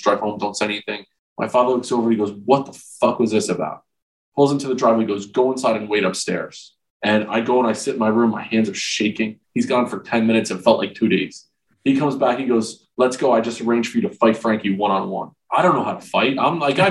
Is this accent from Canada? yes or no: no; Old Bridge, New Jersey, United States; I grew up in Old Bridge, New Jersey, south of Rutgers